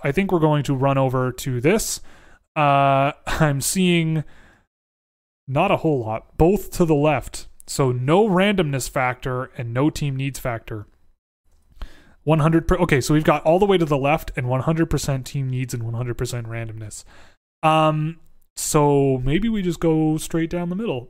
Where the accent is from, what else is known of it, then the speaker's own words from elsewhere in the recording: Toronto, Ontario, Canada; I grew up in Toronto